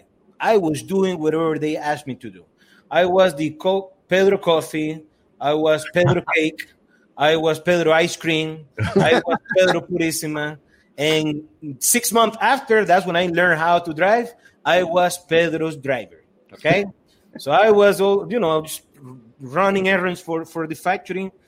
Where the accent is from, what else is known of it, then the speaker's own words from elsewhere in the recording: Estelí, Nicaragua; 2006, I went back to my hometown in Esteli